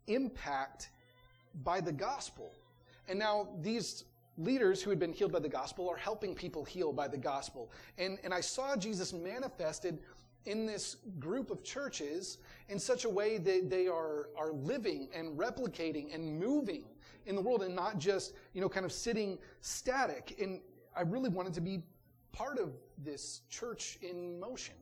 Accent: Georgetown, Texas, United States; also born or lived in Missouri; now in Kyle, United States; I grew up in Georgetown, but my first church was in Missouri

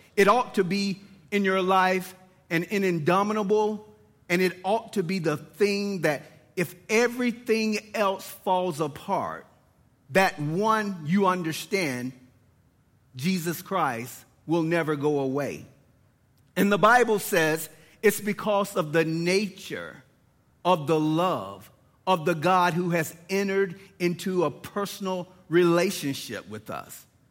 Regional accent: Lawrenceville, Georgia, United States; born and raised in Lawrenceville, Georgia

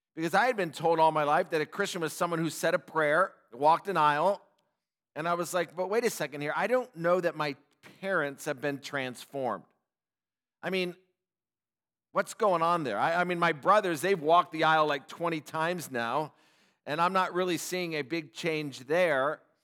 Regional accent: Upland, California, United States; I grew up in Southern California in Upland, Ontario area

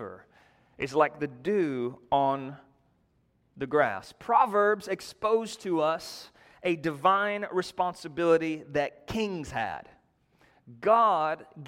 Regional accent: North Georgia, United States; accent: North Georgia; my North Georgia accent

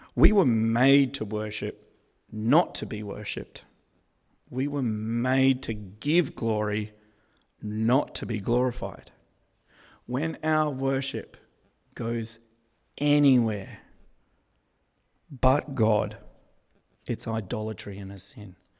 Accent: Australia; I'm Australian

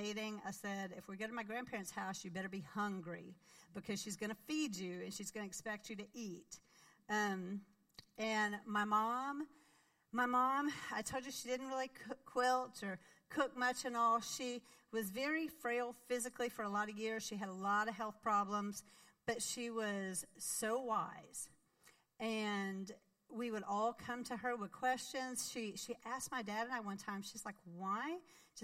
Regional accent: Arkansas, United States; moved away as an adult; I grew up in Arkansas

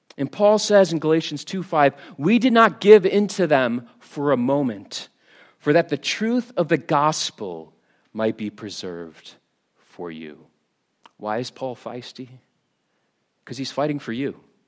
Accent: United States; now in Scotland; I am American.

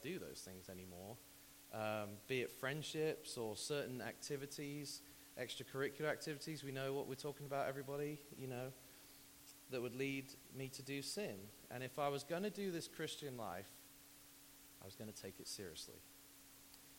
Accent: United Kingdom; moved away; also born or lived in Texas; I'm British

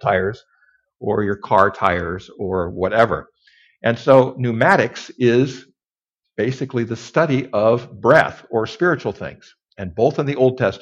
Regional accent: Kellogg, Idaho, United States; Kellogg, Idaho, Northern Idaho. I was raised in Northern Idaho.

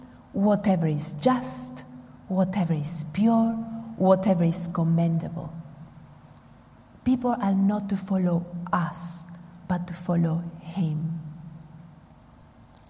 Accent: Argentina; moved away; I come from Argentina

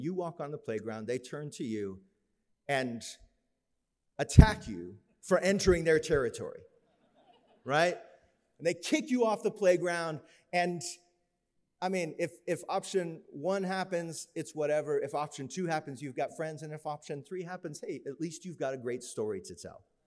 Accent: Florida, United States; we grew up in Florida

